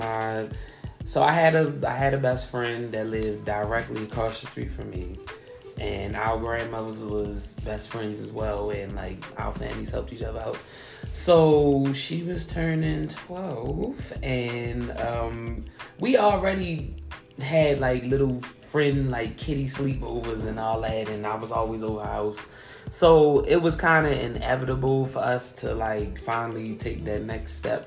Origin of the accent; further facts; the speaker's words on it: Baltimore, Maryland, United States; I'm from East Baltimore. I've been here my whole entire life.